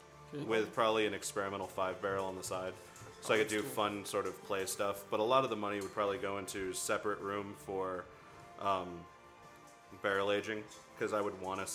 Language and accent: English; the South, United States; now in El Paso, United States; I'm from the South, lest we forget.